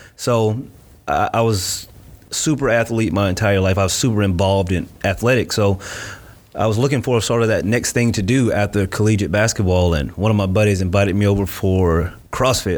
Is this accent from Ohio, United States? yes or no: no; Winter Haven, Florida, United States; moved away as an adult; also born or lived in Miami, Florida; now in Gainesville, United States; I was born and raised in Winter Haven, Florida